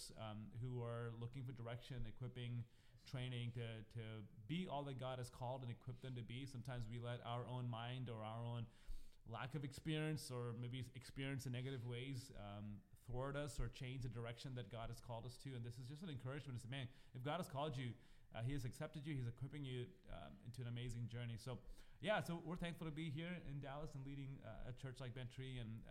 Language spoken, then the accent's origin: English; Kerala, India; moved away as an adult; also born or lived in Houston; I was born and raised in South India, Kerala